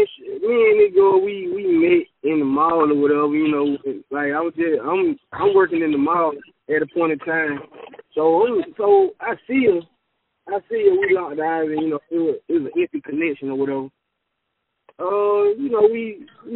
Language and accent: English; Texas, United States; as a Texan